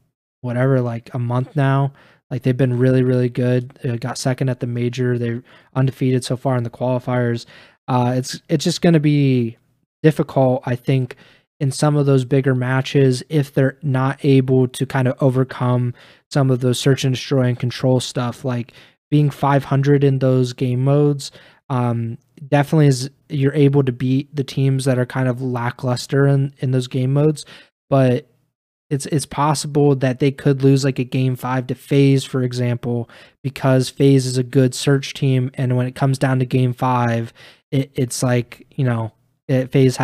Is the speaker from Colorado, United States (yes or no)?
no; Columbus, Ohio, United States; my hometown of Columbus, Ohio